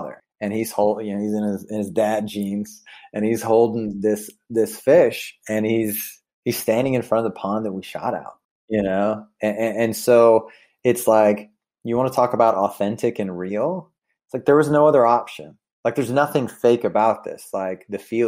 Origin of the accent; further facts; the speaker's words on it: Sumter, South Carolina, United States; my hometown of Sumter, South Carolina